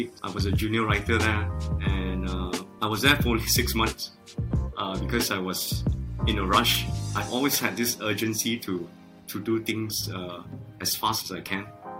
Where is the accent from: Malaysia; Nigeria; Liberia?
Malaysia; and I'm a Malaysian Chinese, so when I was in China, I can speak some Chinese, so it wasn't totally alien.